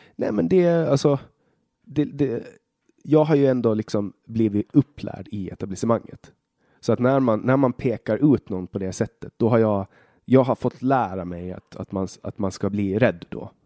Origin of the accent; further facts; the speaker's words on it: Åland Islands; also born or lived in Finland / Sweden; jag kommer från Åland